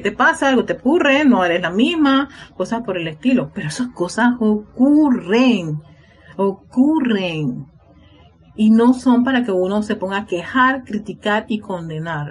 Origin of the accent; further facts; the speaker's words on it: Panama; en mi país, en Panamá